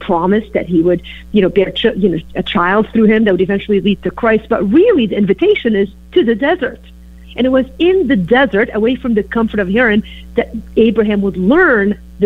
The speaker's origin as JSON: {"language": "English", "town": "Beirut", "region": "Beirut Governorate", "country": "Lebanon", "tie": "born or raised there", "also_born_or_lived": "Green Bay, Wisconsin", "moved": "yes", "lives_now": "Chicago, United States", "said": "I grew up in Beirut, Lebanon, and of course moved to Green Bay, Wisconsin. And then now I settled in Chicago"}